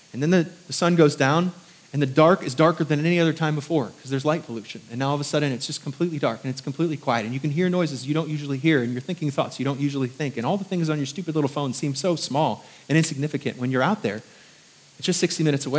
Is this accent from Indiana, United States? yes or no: yes; Indiana, United States; moved away as an adult; also born or lived in New York; now in Southern United States; I was from New York for the first 10 years of my life and then Indiana, which is kind of country